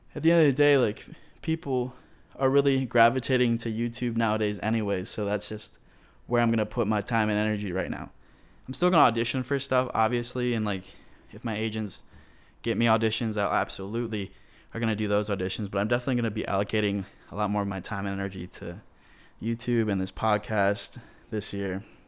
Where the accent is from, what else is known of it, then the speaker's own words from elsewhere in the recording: Michigan, United States; moved away as an adult; now in Atlanta, United States; my home state